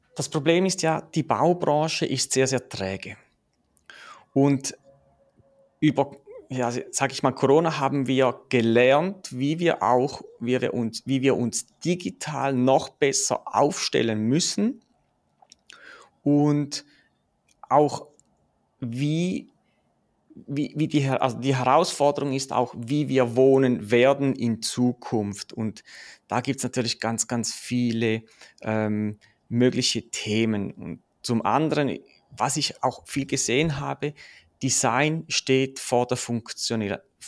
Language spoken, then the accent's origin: German; Switzerland; ich komme aus der Schweiz, wie man es vielleicht hört